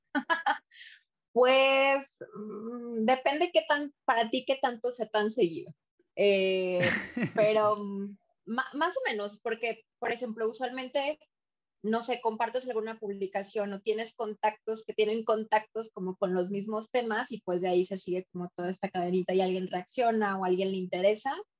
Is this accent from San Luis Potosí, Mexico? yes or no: yes; Ciudad Valles, San Luis Potosí, Mexico; moved away as an adult; also born or lived in Monterrey; now in Mexico City, Mexico; Soy de Valles y ah, terminé la carrera en Valles y de ahí me fui a San Luis a trabajar